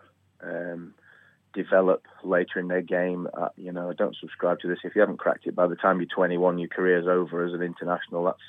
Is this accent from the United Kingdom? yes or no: yes; England, United Kingdom; as an Englishman